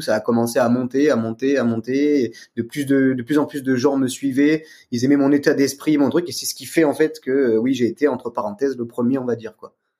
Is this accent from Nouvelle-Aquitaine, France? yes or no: no; Aix-en-Provence, Provence-Alpes-Côte d'Azur, France; je viens d'Aix-en-Provence